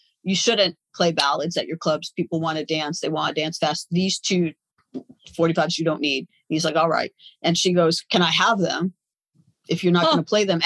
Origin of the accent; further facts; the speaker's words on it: Los Angeles, California, United States; I grew up in Tarzana and Reseda